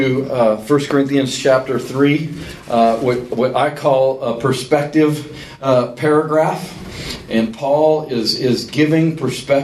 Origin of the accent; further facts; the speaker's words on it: Colorado Springs, Colorado, United States; moved away as an adult; now in Birmingham, United States; my hometown of Colorado Springs, Colorado